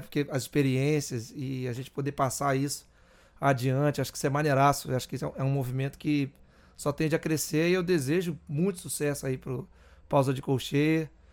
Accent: Rio de Janeiro, Brazil; parte da minha vida que eu morei no Morro da Serrinha

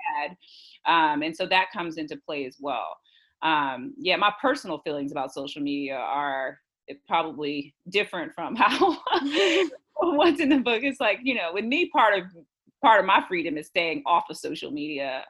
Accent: Houston, Texas, United States; I'm from Houston. I grew up in Houston and I live here now.

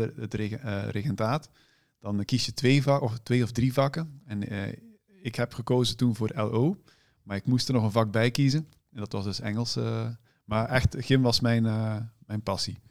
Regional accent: Moerbeke, Flanders, Belgium; moved away as an adult; also born or lived in Ghent, Belgium; now in Netherlands; ik kom oorspronkelijk uit Vlaanderen

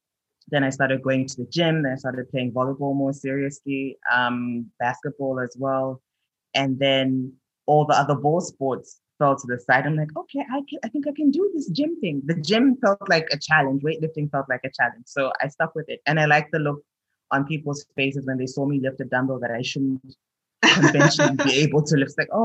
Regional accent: Lusaka, Lusaka Province, Zambia; also born or lived in Mozambique; I'm from Zambia. I was born in Mozambique, in Maputo, raised across Southern Africa. Settled in Zambia, in Lusaka.

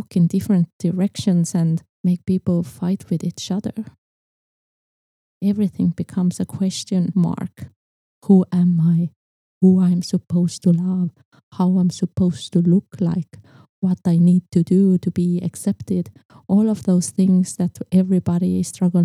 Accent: Estonia; I was born in Estonia

